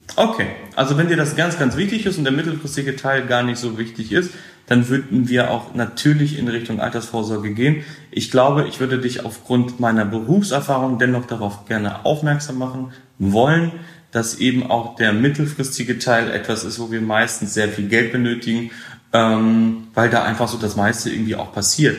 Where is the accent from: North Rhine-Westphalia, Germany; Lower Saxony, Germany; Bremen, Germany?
Lower Saxony, Germany; Hameln; ich komme aus der Nähe von Hannover, aus dem Weserbergland, aus Hameln